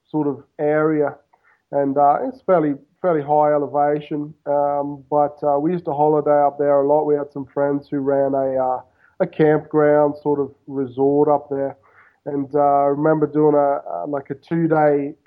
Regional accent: Queensland, Australia; moved away as an adult; now in Buenos Aires, Argentina; I grew up in Australia, of course, but I grew up basically on the right on the Pacific Ocean. So we had a house right on the beach in Queensland, Australia, so on the east coast

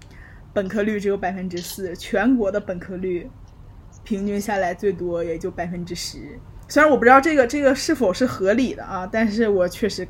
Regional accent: Xinjiang, China; 可能我们有新疆人，我们就是新疆人也那个什么高鼻深目，就是跟欧洲人长得也有点像，所以我们对于他们的接受度更高。

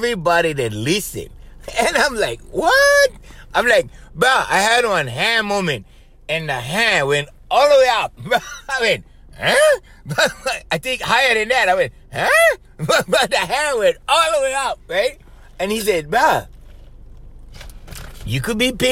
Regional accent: Hawaii, United States; I'm from Hawaii

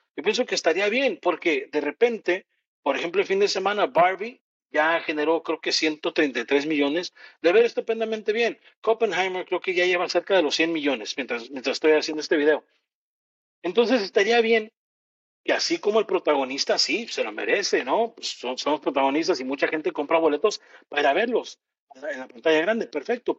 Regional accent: Mexico; como mexicano

